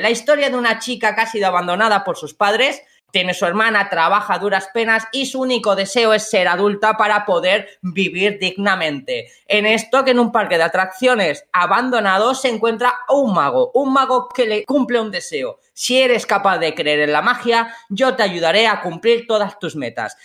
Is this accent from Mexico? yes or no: no; Spain; como españoles